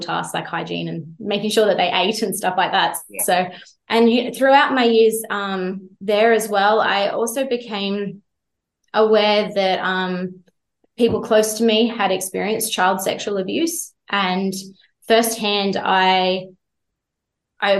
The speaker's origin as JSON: {"language": "English", "town": "Jindabyne", "region": "New South Wales", "country": "Australia", "tie": "born or raised there", "said": "growing up in Jindabyne"}